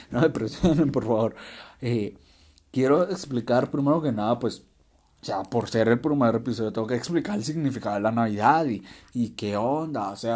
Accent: Guatemala; born there; a menos acá en mi país natal, en Guatemala, pues sí hacemos eso, esperamos

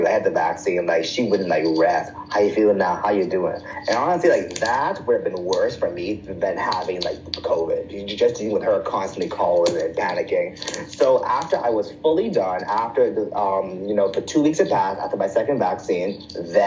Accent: Bahamas; moved away; I'm from the Bahamas

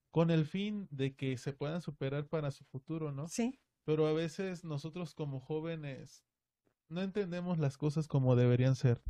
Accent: Mexico City, Mexico; moved away as an adult; also born or lived in Puebla; now in Ciudad Juárez, Mexico; Yo estuve viviendo pues toda mi niñez en la Ciudad de México, en la capital

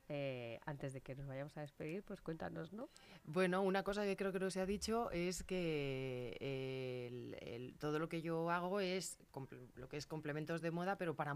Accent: Leganés, Community of Madrid, Spain; conozco. Pues lo mismo, se llama Mar. yo soy de Zarza

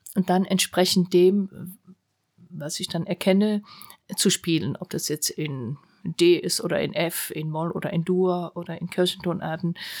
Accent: Germany; dass ich Deutsche war

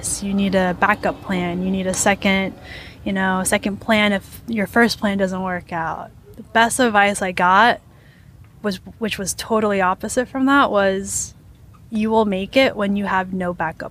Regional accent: New York, United States; also born or lived in Orlando, Florida; I've grown up in New York, but you know, I didn't make friends growing up in New York because my middle school was in Florida

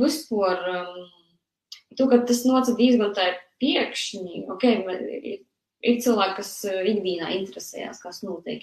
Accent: near the Russian border, Latgale, Latvia; esmu uzaugusi pašā gandrīz vai Krievijas pierobežā

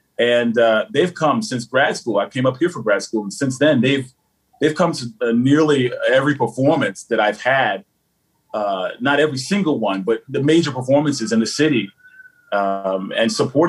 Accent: the South, United States; now in New York, United States; And in New York, I don't get so much pushback as I do growing up in the South, because in the South, definitely, I love my upbringing, love my time there.

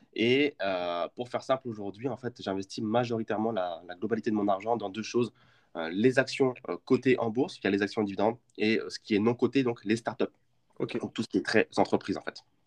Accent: Champagne, Grand Est, France; je suis originaire de Champagne

